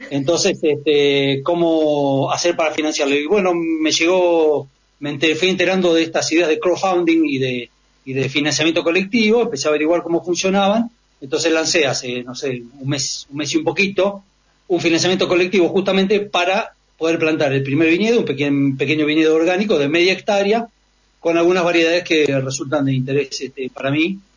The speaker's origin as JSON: {"language": "Spanish", "region": "Buenos Aires", "country": "Argentina", "moved": "yes", "said": "yo em, soy porteño, me vine a vivir acá hace 16 años"}